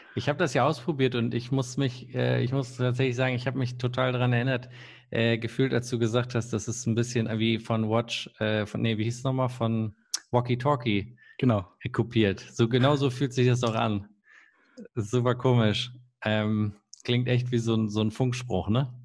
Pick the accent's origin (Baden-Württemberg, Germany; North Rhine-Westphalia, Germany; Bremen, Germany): Bremen, Germany; ich komme ja aus der Nähe von Bremen und meine Klassenkameraden, die hatten zum Teil wirklich einen langen Weg aus Worpswede ähm, zu unserer Schule